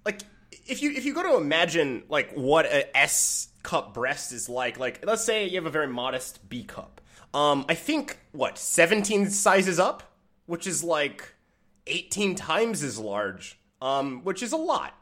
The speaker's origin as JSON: {"language": "English", "region": "Michigan", "country": "United States", "said": "I'm from Michigan"}